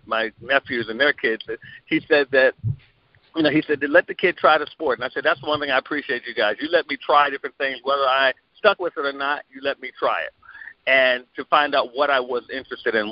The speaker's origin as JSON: {"language": "English", "town": "Glenarden", "region": "Maryland", "country": "United States", "tie": "born or raised there", "said": "a year before I was born, they moved from the apartment they were in to a suburb of the D.C. area called Glen Arden, Maryland"}